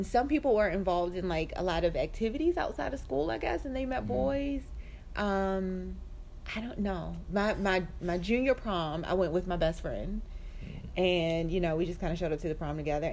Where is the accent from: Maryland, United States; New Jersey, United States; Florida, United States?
Maryland, United States; Baltimore; moved away; I was born and raised in Baltimore. My whole family is still there